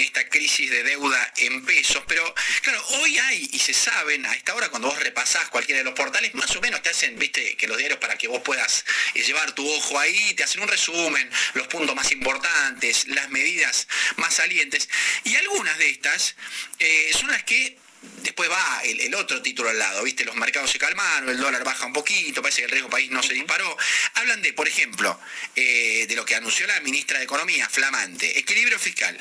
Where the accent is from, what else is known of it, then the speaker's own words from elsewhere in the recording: Rafaela, Santa Fe, Argentina; moved away; en provincia de Santa Fe, donde yo viví de chico en, en Rafael